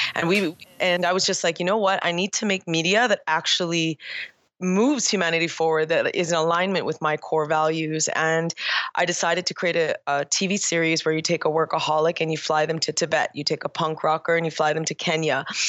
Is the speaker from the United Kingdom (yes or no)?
no; Toronto, Ontario, Canada; I was born and raised in Toronto, Canada